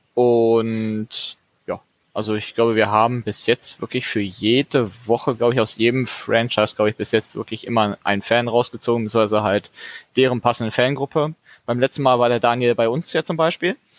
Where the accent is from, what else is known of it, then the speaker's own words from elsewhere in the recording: Dortmund, North Rhine-Westphalia, Germany; für mich als Dortmunder